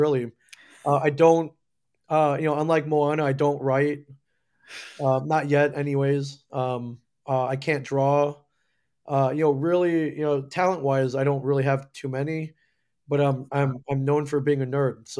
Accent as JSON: {"language": "English", "region": "Michigan", "country": "United States", "tie": "born or raised there", "also_born_or_lived": "Indiana", "said": "So, but I grew up mainly in the Midwest, Michigan, Indiana, and ended up going to school, University of Michigan in Ann Arbor."}